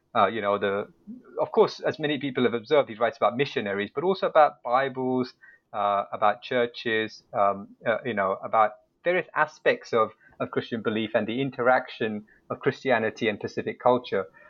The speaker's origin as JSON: {"language": "English", "country": "United Kingdom", "moved": "as an adult", "lives_now": "Seoul, South Korea", "said": "I'm originally from the United Kingdom, so I arrived uh, to teach at Yonsei in 2012."}